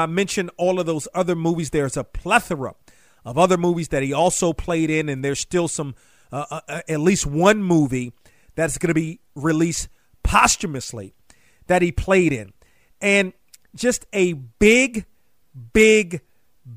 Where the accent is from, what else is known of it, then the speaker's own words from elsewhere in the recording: Hyattsville, Maryland, United States; also born or lived in Silver Spring, Maryland; in Hyattsville, Maryland, which I grew up first in Hyattsville, more specifically in Lewisdale, then ultimately moved to Silver Spring